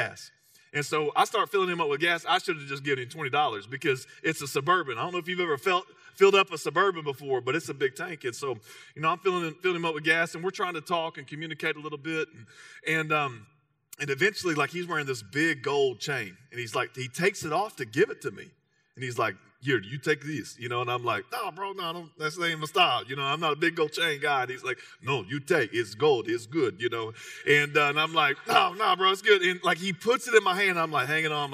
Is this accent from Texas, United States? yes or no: yes; Texas, United States; I'm from Texas, so you can carry a little Spanish.